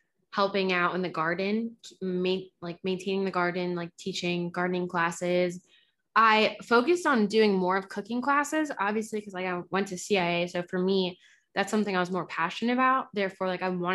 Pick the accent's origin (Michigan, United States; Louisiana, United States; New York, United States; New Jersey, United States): New Jersey, United States; I grew up in Jersey because my family wanted to get out of the hood